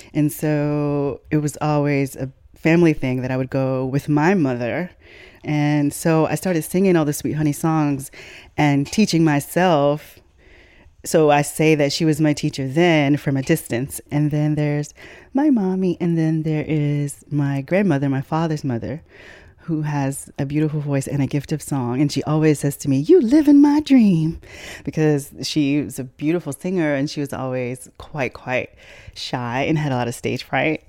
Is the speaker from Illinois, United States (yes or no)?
yes; Chicago, Illinois, United States; I was raised in Chicago